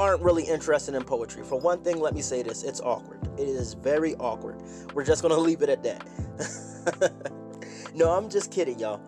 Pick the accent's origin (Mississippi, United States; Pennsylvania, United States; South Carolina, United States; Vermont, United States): Pennsylvania, United States; Philadelphia; We grew up in Philly. We're all from Philadelphia, PA